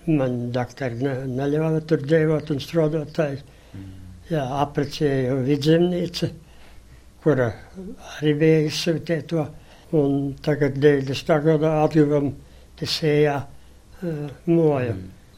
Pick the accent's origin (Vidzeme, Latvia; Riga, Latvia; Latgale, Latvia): Latgale, Latvia; moved away as an adult; To es 60 gadus esmu projām no Latvijas